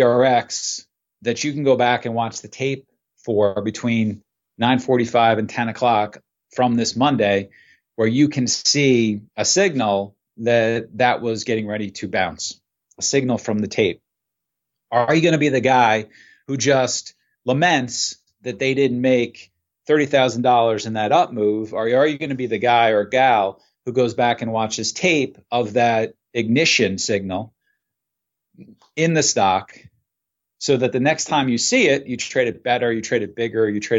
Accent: Port Jefferson, New York, United States; also born or lived in Connecticut; I grew up in Port Jefferson, New York, which is a small town in Long Island.

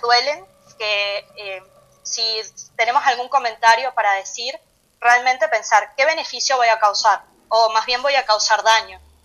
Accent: Venezuela; moved away; nosotros que que somos de Venezuela, allá hay una cultura de dieta

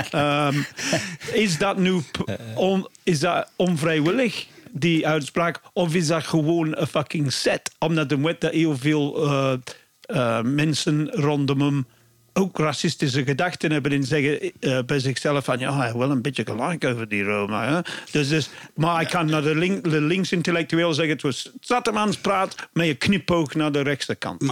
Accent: Bristol, South West England, United Kingdom; Dutch is a second language; now in Belgium; ik kom van Bristol

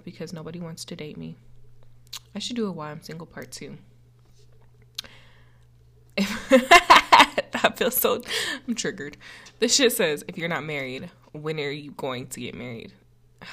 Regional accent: Colorado, United States; I'm from Colorado. I'm still here

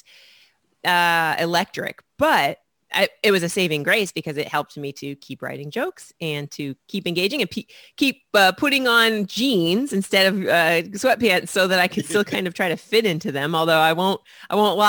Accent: Indianapolis, Indiana, United States; moved away as an adult; now in Brooklyn, United States; I've been in Brooklyn for 15 years, so I feel like a New Yorker. But I was born and raised in Indianapolis, Indiana

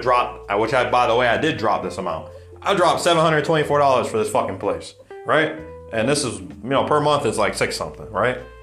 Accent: United States; moved away; also born or lived in Mexico City; being an American

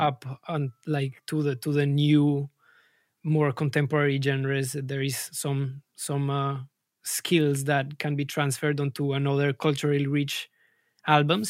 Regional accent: Colombia; moved away as an adult; now in London, United Kingdom; I'm, I'm originally from Colombia, and I landed in London almost seven years ago.

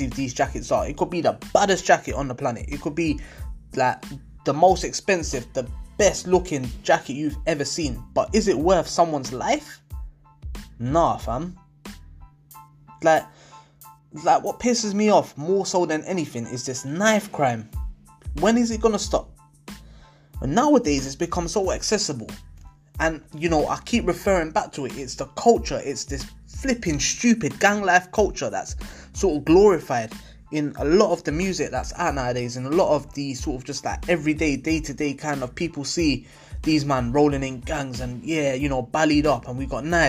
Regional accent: London, United Kingdom; now in Leicester, United Kingdom; I grew up in London

